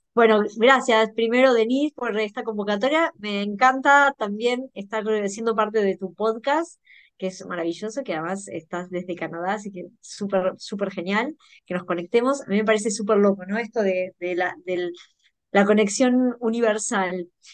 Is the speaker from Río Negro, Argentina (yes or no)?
no; Bahía Blanca, Buenos Aires Province, Argentina; en un pueblo chico, como yo soy de Bahía Blanca